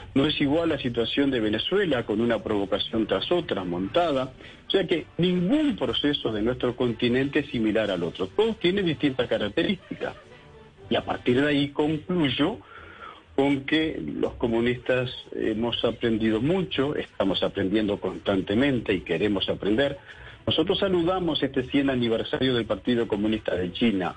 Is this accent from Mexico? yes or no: no; Uruguay